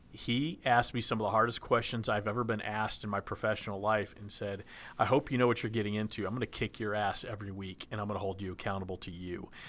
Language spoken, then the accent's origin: English; Dallas, Texas, United States; moved away; I grew up in Dallas